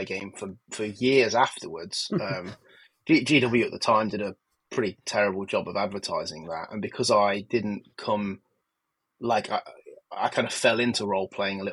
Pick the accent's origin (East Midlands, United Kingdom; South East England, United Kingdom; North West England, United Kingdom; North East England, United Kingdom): East Midlands, United Kingdom; Nottingham; I grew up in Nottingham, and in the sort of 80s and 90s in Nottingham